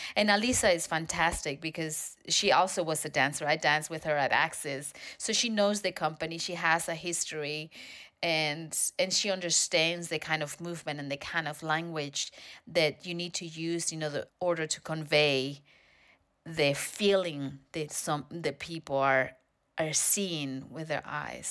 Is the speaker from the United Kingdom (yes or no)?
no; Spain; now in United States; I'm from Spain originally.